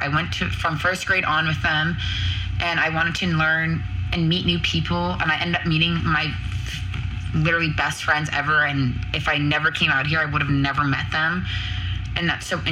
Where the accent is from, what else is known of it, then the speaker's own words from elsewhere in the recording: Boston, Massachusetts, United States; moved away as an adult; now in Arizona, United States; I'm from Boston, Massachusetts. I'm 20 minutes outside of Boston, 15 minutes away from New Hampshire